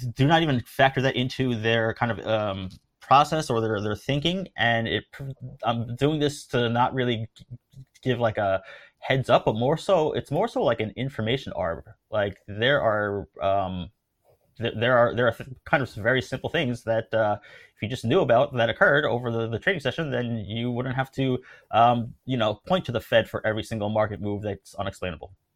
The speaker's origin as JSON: {"language": "English", "country": "United States", "tie": "born or raised there", "also_born_or_lived": "New York / Tokyo", "moved": "as an adult", "said": "I'm born and raised in the United States"}